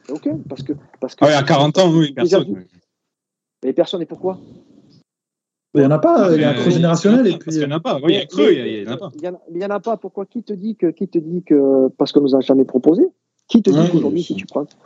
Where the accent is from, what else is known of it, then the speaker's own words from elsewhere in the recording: France; bon, après, en tant que pur français